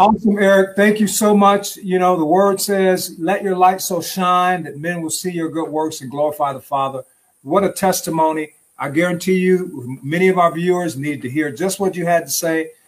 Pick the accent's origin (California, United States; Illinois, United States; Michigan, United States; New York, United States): Michigan, United States; Detroit; we're from Detroit, Detroit